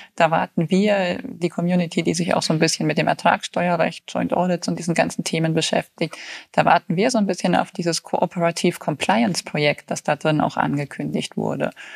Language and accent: German; Bayreuth, Bavaria, Germany; ich bin auch in Bayreuth geboren